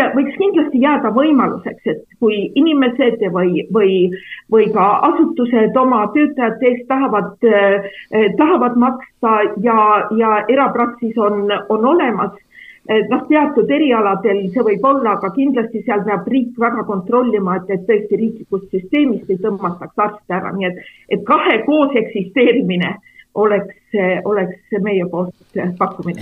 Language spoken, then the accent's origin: Estonian; Räpina, Põlva County, Estonia; also born or lived in Võru; ma olen ise sellest samast Kagu-Eestist pärit, et minu perekond on Võrust pärit, aga mina olen üles kasvanud Räpinas